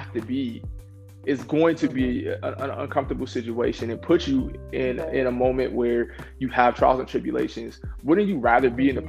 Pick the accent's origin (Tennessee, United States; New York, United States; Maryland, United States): New York, United States; Rochester; I was born in Rochester, New York